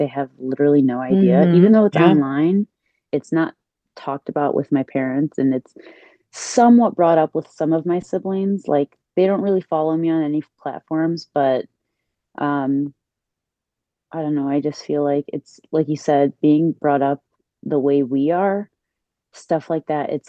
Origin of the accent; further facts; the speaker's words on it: Chicago, Illinois, United States; now in New Jersey, United States; I was born and raised in Chicago and right now I'm in the East Coast. Yeah, I'm in Jersey